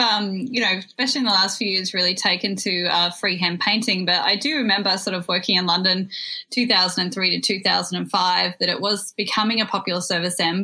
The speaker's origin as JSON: {"language": "English", "country": "Australia", "moved": "yes", "lives_now": "New York, United States", "said": "I'm actually dialing in from across the world over in New York. So, I'm happy to be here with my fellow Australian and Kiwis"}